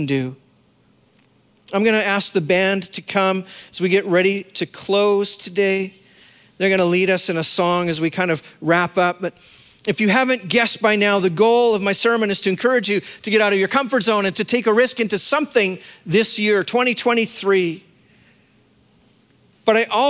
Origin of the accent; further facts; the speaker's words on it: Saskatchewan, Canada; moved away as an adult; I was a kid from Saskatchewan